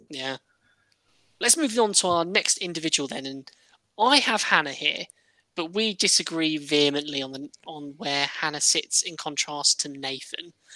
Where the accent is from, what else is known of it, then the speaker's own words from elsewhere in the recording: Midlands, United Kingdom; We're two friends from the Midlands